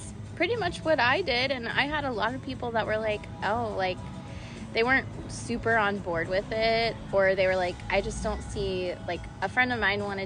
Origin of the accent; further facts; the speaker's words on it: Orlando, Florida, United States; I grew up here in Orlando, and I've lived here my entire life